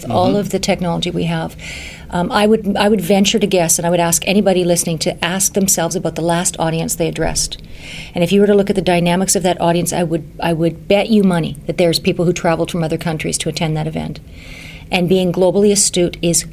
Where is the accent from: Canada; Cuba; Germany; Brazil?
Canada; I'm from Canada, so I'm considered an international speaker